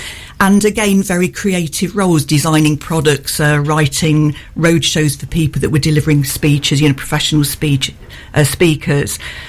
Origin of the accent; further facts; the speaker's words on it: Oxton, East Midlands, United Kingdom; born there; although I was born near Newark in Oxton, near Southwell, I calculated the purpose of this show that I've moved 38 times.